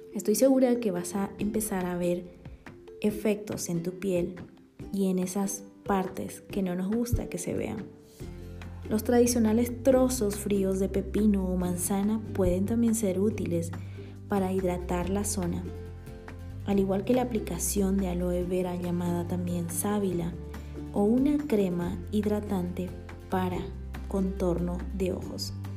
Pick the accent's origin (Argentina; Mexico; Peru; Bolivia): Bolivia; born or raised there; now in Guatemala